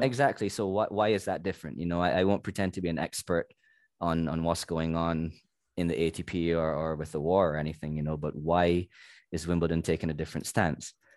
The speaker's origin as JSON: {"language": "English", "country": "Barbados", "said": "I'm from Barbados, which is a very small nation"}